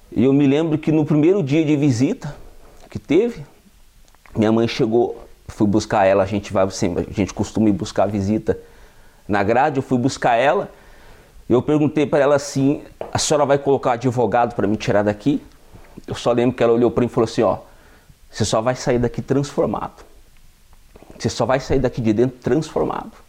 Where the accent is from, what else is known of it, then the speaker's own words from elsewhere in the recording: Campo Grande, Mato Grosso do Sul, Brazil; eu tenho 29 anos, eu sou natural do estado de Mato Grosso do Sul, venho de uma família onde não tive muitas condições financeiras, morava na periferia do, da capital de Campo Grande, Mato Grosso do Sul